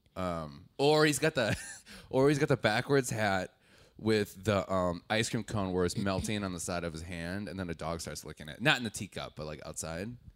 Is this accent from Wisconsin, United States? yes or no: yes; Wisconsin, United States; I'm from Wisconsin